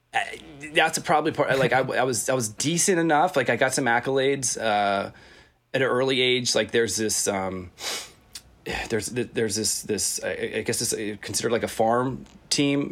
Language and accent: English; Virginia, United States; growing up in Virginia